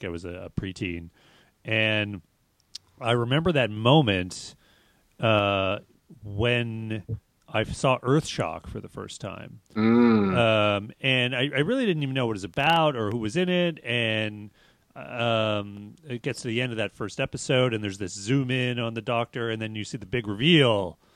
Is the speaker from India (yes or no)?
no; Canada; now in Berkeley, United States; growing up in Canada